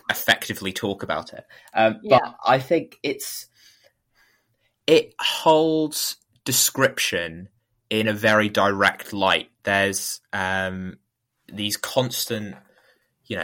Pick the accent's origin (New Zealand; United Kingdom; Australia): United Kingdom; Norfolk, East of England; I'm from Norfolk